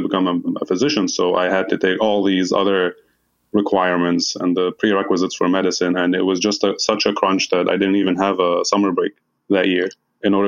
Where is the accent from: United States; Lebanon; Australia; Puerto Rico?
Lebanon; Hasbaya, Nabatieh Governorate; moved away as an adult; I grew up in a small town called Hasbaya. Shout out to anybody from there who's listening. It's in the southeast area of Lebanon